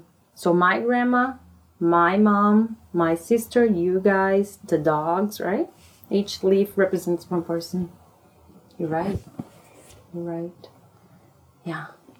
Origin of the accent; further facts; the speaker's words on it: Brasília, Federal District, Brazil; English is a second language; moved away as an adult; now in United States; Brasilia, which is the Brazil's capital. Mom was born there, raised there. And then when I was 29, I came to the United States.